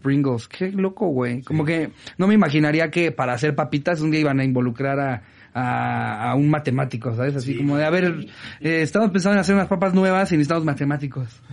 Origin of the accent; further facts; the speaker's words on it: State of Mexico, Mexico; yo que soy del Estado de México